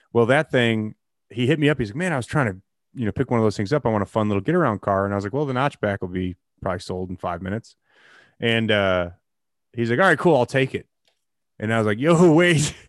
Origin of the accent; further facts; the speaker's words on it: Geneva, Illinois, United States; also born or lived in Batavia, Illinois / St. Charles, Illinois; I lived at seven seventeen Peck Road in Geneva, Illinois